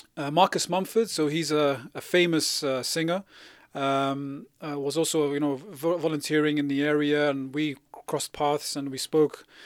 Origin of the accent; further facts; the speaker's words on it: London, United Kingdom; I grew up in West London